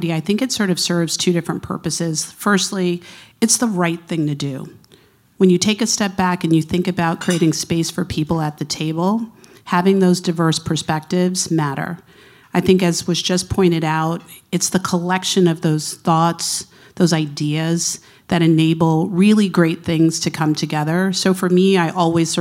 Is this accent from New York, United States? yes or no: yes; New York City, New York, United States; also born or lived in Connecticut; now in Jersey City, United States; I'm actually a kid from Queens, New York. So that is my hometown.